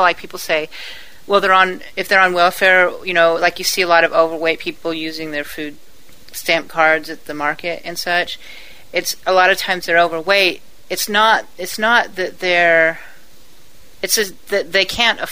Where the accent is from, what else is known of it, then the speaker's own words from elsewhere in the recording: El Toro, California, United States; where I was at, El Toro, oh, my God, that was, like, rich.